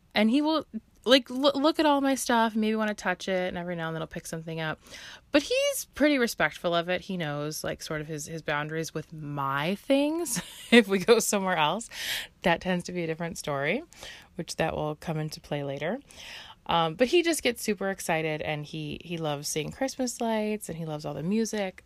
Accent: Chicago, Illinois, United States; I'm local to the Chicagoland area and I've lived here my whole life.

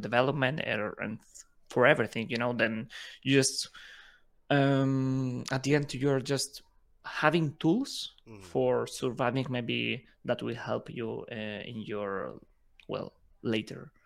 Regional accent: Spain; English is a second language; also born or lived in Ukraine; I'm originally from Ukraine, but I grew up in Spain all my life.

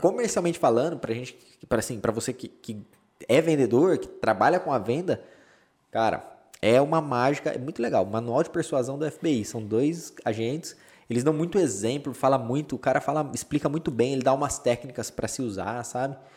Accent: Campinas, São Paulo, Brazil; also born or lived in Aguaí; now in Boston, United States; É, é interior de São Paulo, Aguaí. Eu sou de Campinas, que é a cidade mais conhecida

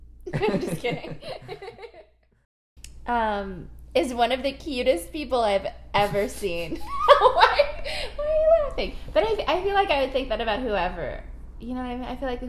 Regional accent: Virginia Beach, Virginia, United States; growing up in Virginia Beach.

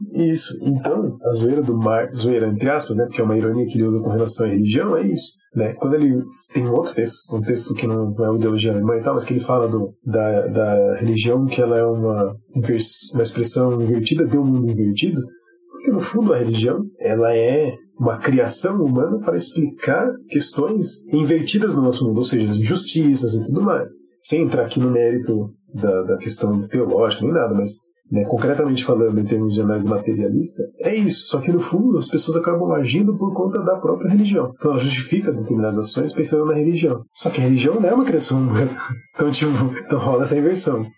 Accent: Sorocaba, São Paulo, Brazil; eu sou de Sorocaba

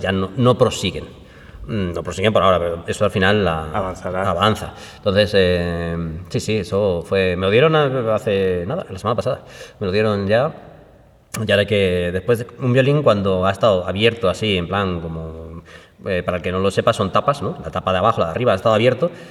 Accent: Málaga, Andalusia, Spain; mi tierra natal, de Málaga

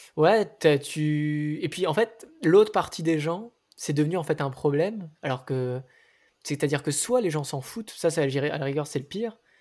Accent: Nice, Provence-Alpes-Côte d'Azur, France; now in Paris, France; Je viens de Nice. J'habite à Paris maintenant.

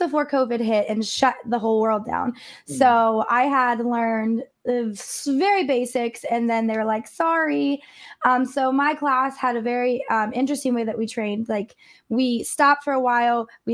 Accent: Ohio, United States; moved away; my home state, which is, I am from Ohio.

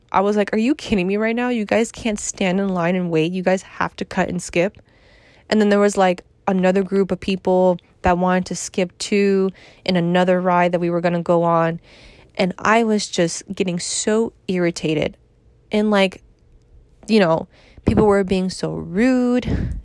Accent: New York, United States; I'm from New York

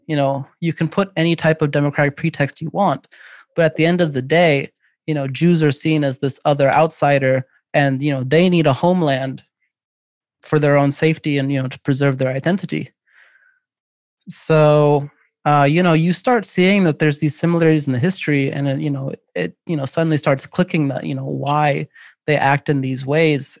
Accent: United States; I am an American of Pakistani descent

